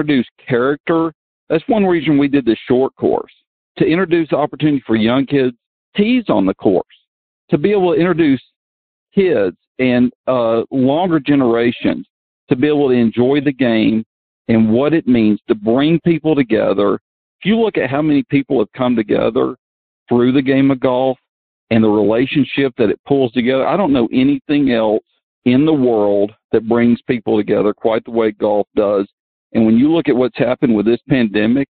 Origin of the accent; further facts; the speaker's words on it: Georgia, United States; this is my home state. This is my hometown.